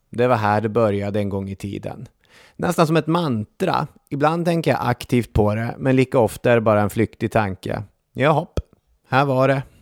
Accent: Umeå, Västerbotten County, Sweden; vad som på många sätt är min hemstad, Umeå. I alla fall är det den plats där hela min familj bor och den plats dit jag åker när, när jag säger att jag åker hem.

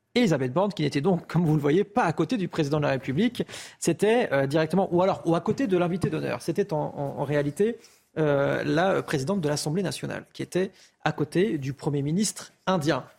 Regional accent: France; On est français

